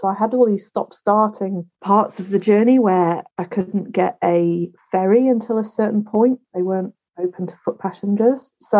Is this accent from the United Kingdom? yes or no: yes; Wales, United Kingdom; born there; I was born in Wales, my country of Britain. Yeah. Sometimes I split myself. I am neither Welsh nor English, really.